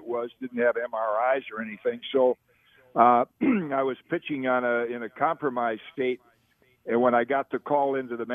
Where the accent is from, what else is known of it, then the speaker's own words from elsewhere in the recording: Zeeland, Michigan, United States; growing up in Zeeland